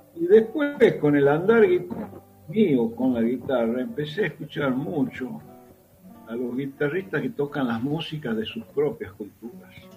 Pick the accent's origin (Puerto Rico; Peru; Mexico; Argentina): Argentina; Tucumán; moved away; yo tengo 72 años y soy tucumano